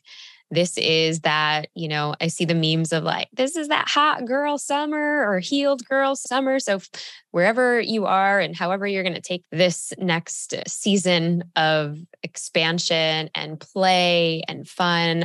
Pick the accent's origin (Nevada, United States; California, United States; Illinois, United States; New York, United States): Illinois, United States; Chicago; moved away as an adult; now in Austin, United States; I grew up literally on Lake Michigan, like in Chicago, shout out Northside